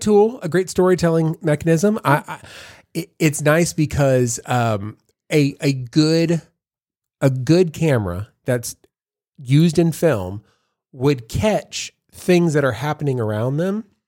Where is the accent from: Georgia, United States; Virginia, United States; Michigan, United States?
Georgia, United States; Savannah; I'm from Savannah